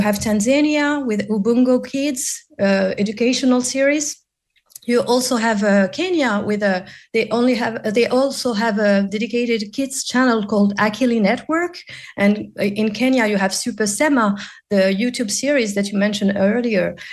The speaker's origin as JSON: {"language": "English", "country": "Morocco", "moved": "yes", "lives_now": "Paris, France", "said": "I'm based in Paris, but I'm originally from Morocco."}